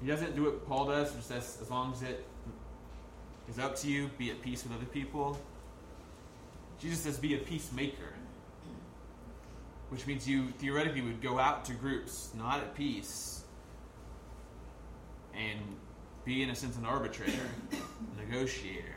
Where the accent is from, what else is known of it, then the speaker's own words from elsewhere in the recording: United States; as just an American suburban kid